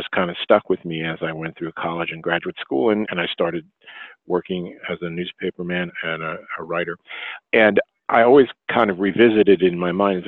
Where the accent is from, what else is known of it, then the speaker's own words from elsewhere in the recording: New York City, New York, United States; I grew up working class in Brooklyn.